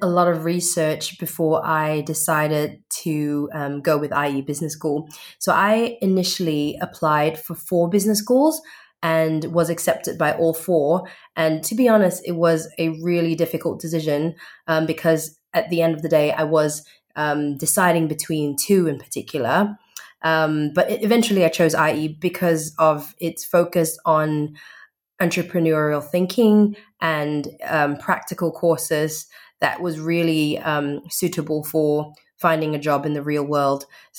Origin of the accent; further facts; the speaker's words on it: Perth, Western Australia, Australia; also born or lived in Singapore; I'm from Perth, Western Australia. I was actually born in Singapore, but migrated to Australia when I was 15.